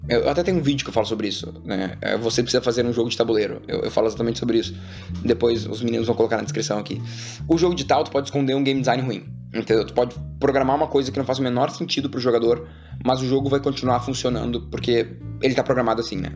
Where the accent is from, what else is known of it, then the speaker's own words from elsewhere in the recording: Porto Alegre, Rio Grande do Sul, Brazil; moved away as an adult; now in São Paulo, Brazil; lá no sul, né, que eu sou de Porto Alegre